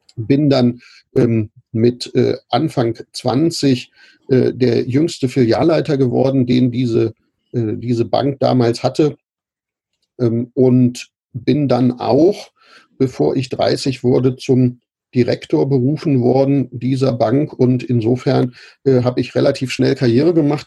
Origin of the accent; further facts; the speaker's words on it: Braunschweig, Lower Saxony, Germany; ich bin äh, aufgewachsen in Braunschweig, Lehndorf